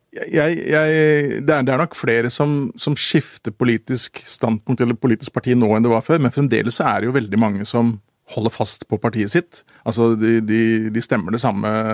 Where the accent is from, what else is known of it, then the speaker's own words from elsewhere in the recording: Oslo, Norway; jeg vokste opp på Manglerud